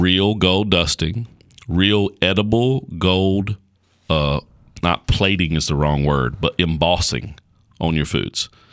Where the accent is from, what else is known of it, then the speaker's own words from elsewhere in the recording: United States; as an American